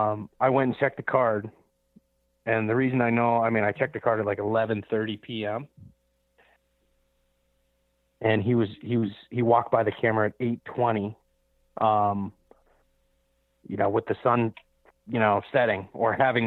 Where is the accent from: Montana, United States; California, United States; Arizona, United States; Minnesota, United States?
Montana, United States; No, so I'll be hunting my home state of Montana.